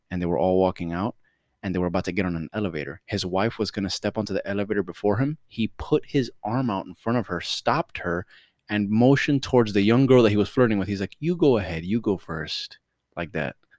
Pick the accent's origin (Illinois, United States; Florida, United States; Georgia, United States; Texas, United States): Florida, United States; Miami; accent: Miami; I'm from Miami